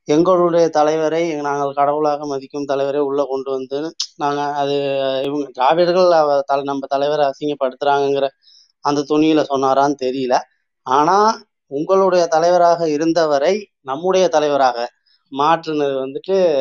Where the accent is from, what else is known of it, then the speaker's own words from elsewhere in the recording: Thanjavur district, Tamil Nadu, India; நான் தஞ்சை மாவட்டத்தை சேர்ந்தவன்